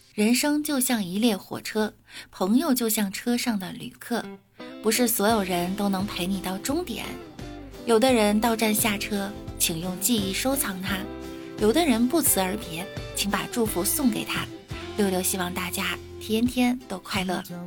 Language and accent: Chinese; Beijing, China; 我来自北京